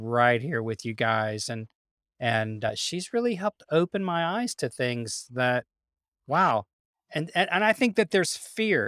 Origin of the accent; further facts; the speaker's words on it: Memphis, Tennessee, United States; also born or lived in Birmingham, Alabama; We moved from Birmingham, Alabama, when I was a child to Memphis, Tennessee